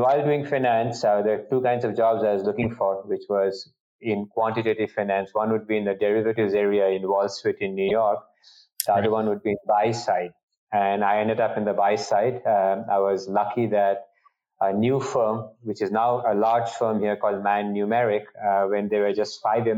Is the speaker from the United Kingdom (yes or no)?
no; India; moved away as an adult; now in Boston, United States; I grew up in India